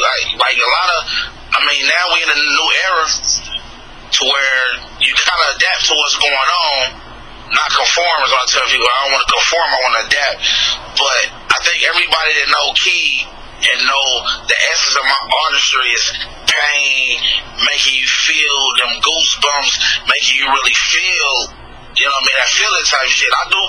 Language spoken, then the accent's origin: English; Midwest, United States; Even though I'm from the Midwest, but they kind of call us like Southern Midwest.